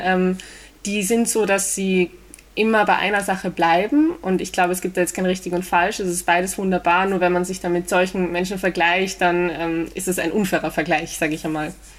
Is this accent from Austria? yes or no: yes; Vienna, Austria; Ich bin geboren äh, und aufgewachsen in Wien und lebe da auch noch immer